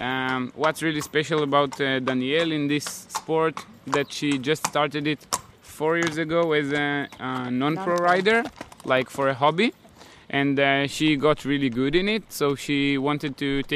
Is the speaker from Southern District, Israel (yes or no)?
yes; Gevim, Southern District, Israel; I'm from Israel, of course, from Kibbutz Gevim originally.